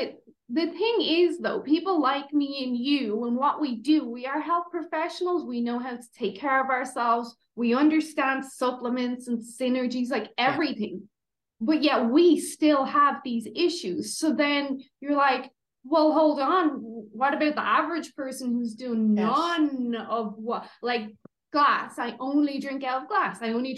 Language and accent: English; Ireland; moved away; myself, my husband and my little boy, we're Irish, obviously.